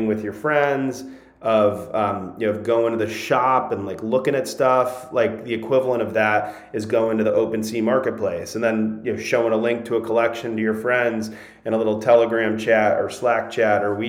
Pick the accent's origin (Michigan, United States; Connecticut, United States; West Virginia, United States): Connecticut, United States; I grew up in Connecticut